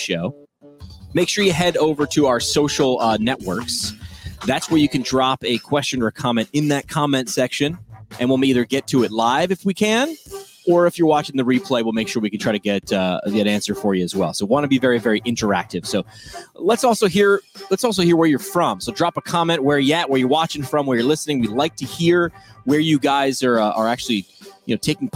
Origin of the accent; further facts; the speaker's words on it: New York, United States; I'm staying here in my home state of New York.